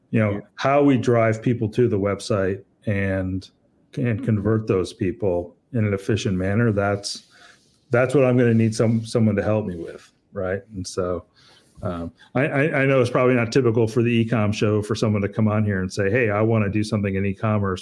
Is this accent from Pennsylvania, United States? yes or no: yes; Pennsylvania, United States; I grew up with in Pennsylvania